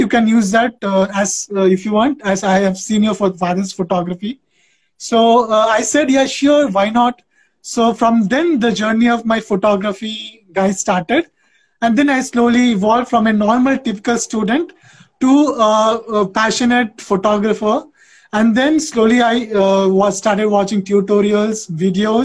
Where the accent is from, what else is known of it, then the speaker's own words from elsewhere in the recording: West Bengal, India; now in Andhra Pradesh, India; I am originally from West Bengal. I'm a Bengali guy, but I have settled in Andhra Pradesh since 17 years